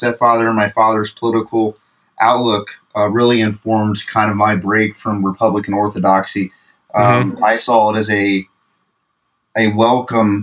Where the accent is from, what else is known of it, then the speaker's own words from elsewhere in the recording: Fairfield, Ohio, United States; The suburbs just to the north of Cincinnati, actually, Fairfield, which is in Butler County